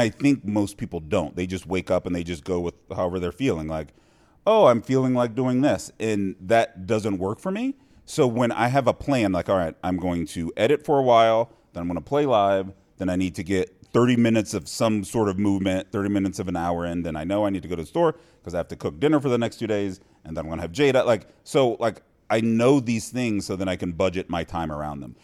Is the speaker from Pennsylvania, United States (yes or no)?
no; Cincinnati, Ohio, United States; moved away as an adult; also born or lived in Iowa; now in Las Vegas, United States; born and raised in Cincinnati.